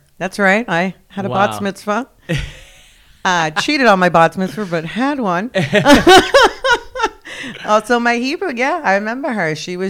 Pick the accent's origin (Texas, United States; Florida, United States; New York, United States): New York, United States; New York City; also born or lived in Colombia; yeah, I'm from here. And he's like, your accent. I was like, I know, I'm adopted. I grew up in New York. I'm like, it's a whole thing. In Staten Island, New York, actually.